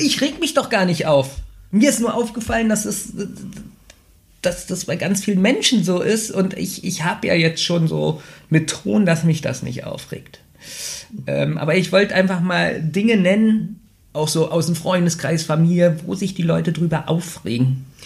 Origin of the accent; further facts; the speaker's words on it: Berlin, Germany; Ich bin ja in Neukölln aufgewachsen und ich wohne ja jetzt am Rande Berlins.